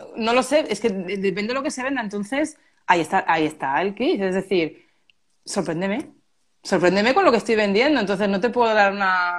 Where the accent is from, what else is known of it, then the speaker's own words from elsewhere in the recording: Málaga, Andalusia, Spain; Málaga, yo soy de Málaga